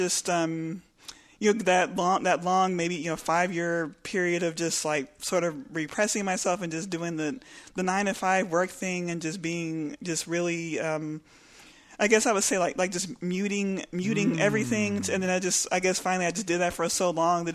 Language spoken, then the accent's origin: English; Lubbock, Texas, United States; moved away as an adult; also born or lived in Austin, Texas / Houston, Texas; I grew up in Lubbock